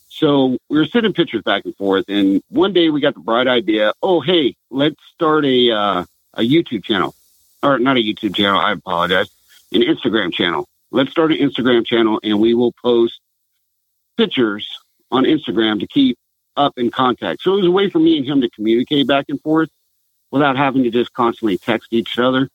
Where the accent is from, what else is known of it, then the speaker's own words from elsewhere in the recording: Southern California, United States; moved away as an adult; now in Washington, United States; I'm originally from Southern California.